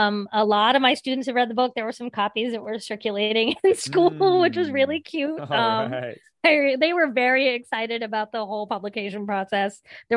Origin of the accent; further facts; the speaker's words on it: Appalachia, United States; about what it would look like to put these stories on the page and to try to render this experience of growing up in Appalachia.